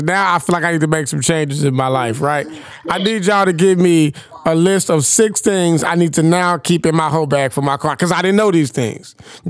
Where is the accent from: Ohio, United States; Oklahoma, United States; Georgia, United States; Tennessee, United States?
Tennessee, United States; Gates; I am a country ass nigga. I'm from Gates, Tennessee. Yes. Population 500 people.